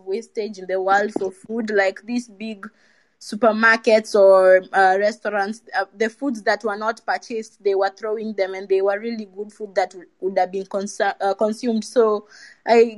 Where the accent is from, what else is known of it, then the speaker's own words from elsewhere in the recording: Kenya; moved away as an adult; now in Poland; I'm Kenyan, but I study in Poland